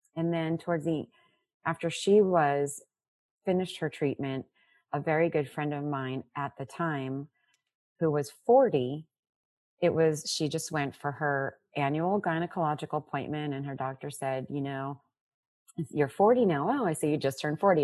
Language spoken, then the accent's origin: English; South Florida, United States; also born or lived in Brooklyn, New York; now in New Jersey, United States; I am uh, living in New Jersey now, but I grew up in Florida, born in Brooklyn